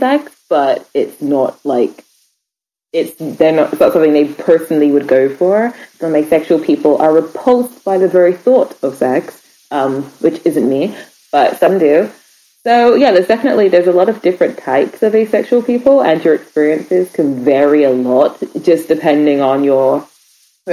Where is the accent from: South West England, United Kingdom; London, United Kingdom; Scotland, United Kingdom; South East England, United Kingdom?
South East England, United Kingdom; Reading; I'm from Reading, Berkshire in England.